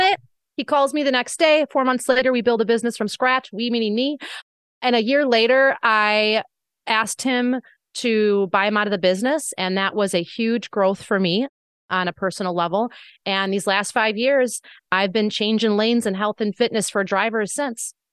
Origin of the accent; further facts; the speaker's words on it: Wisconsin, United States; my small hometown in Wisconsin